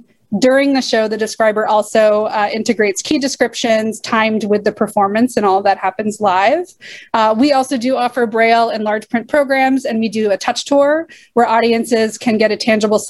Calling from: Arlington, Massachusetts, United States; I am zooming in from Arlington, Massachusetts, which is on the unceded ancestral land of the Massachusetts and Pawtucket peoples.

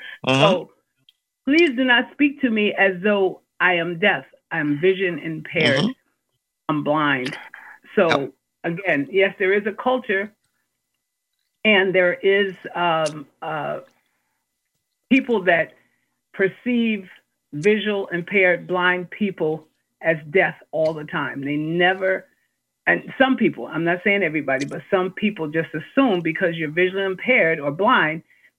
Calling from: Massachusetts, United States; And I'm calling from Massachusetts

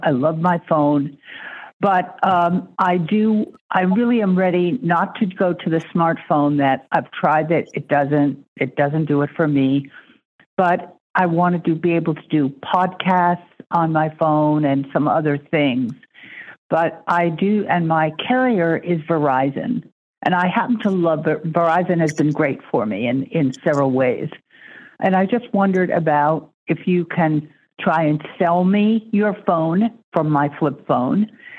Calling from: Maine, United States; I'm calling from Maine.

